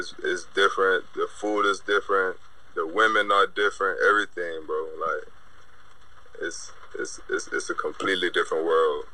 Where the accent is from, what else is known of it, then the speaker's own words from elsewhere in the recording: Ocala, Florida, United States; moved away as an adult; also born or lived in New York / Texas; now in Florida, United States; I'm originally from Ocala, Florida.